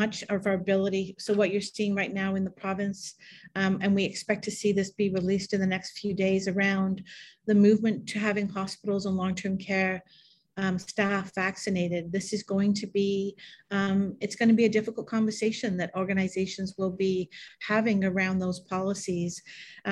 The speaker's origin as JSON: {"language": "English", "region": "England", "country": "United Kingdom", "tie": "born or raised there", "also_born_or_lived": "Canada / Toronto", "moved": "yes", "lives_now": "Northumberland County, Canada", "said": "I was born in England. I've been in Canada since 1975"}